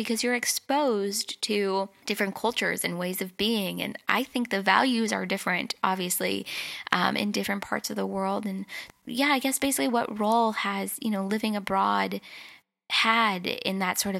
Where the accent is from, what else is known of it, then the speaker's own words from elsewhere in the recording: Los Angeles, California, United States; Growing up in California, in Los Angeles, in the United States, there's that inherent pressure all the time to think a certain way, look a certain way, take your career in a certain direction.